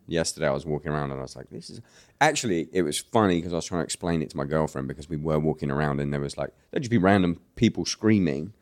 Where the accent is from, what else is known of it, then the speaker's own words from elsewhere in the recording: United Kingdom; accent: British; my real British accent